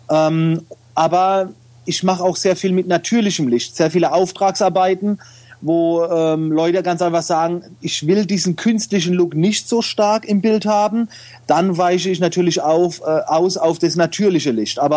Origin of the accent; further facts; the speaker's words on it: Oftersheim, Baden-Württemberg, Germany; aber ich komme aus der Nähe von Mannheim